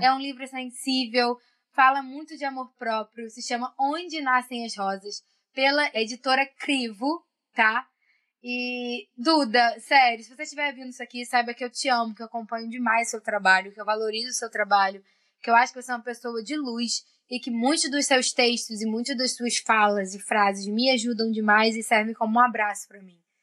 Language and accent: Portuguese; Brazil; nós, como brasileiros